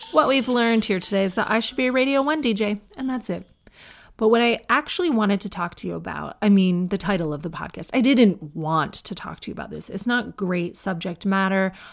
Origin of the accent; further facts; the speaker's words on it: Canada; I'm Canadian.